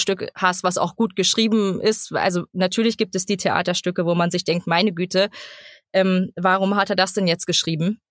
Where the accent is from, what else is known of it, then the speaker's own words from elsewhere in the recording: Cottbus, Brandenburg, Germany; now in Berlin, Germany; bin gebürtige Cottbusserin, bin 30 Jahre, lebe jetzt aber in Berlin